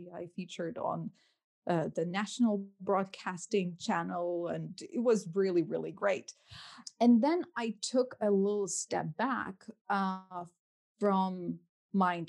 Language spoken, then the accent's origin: English; Lithuania; moved away as an adult; now in London, United Kingdom; I'm originally from Lithuania. So I grew up there for, I lived there for 21 years of my life